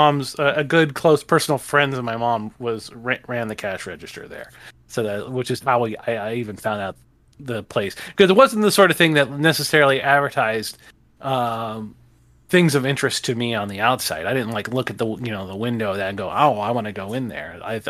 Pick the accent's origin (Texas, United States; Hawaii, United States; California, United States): Hawaii, United States; Haleiwa; Okay, I grew up on the North Shore of Hawaii, and which was a real a town called Haleiwa.